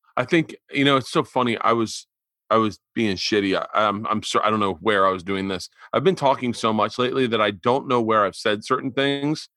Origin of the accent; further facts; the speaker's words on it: Florida, United States; I grew up in Florida